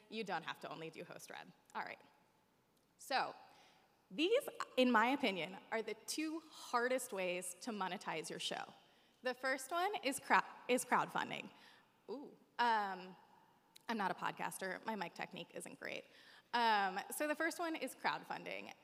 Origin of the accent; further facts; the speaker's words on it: East Coast, United States; I have a lot of family that lives here, although I'm from the East Coast.